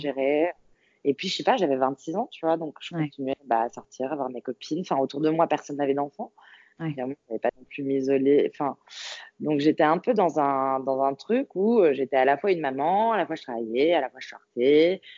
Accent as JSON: {"language": "French", "town": "Paris", "region": "Île-de-France", "country": "France", "said": "je suis parisienne"}